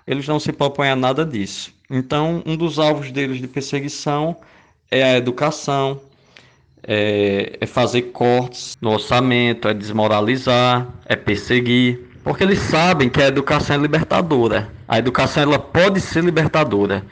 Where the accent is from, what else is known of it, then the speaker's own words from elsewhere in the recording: Limoeiro do Norte, Ceará, Brazil; moved away as an adult; now in Rio Grande do Norte, Brazil; eu sou cearense do interior de uma cidade chamada Limoeiro do Norte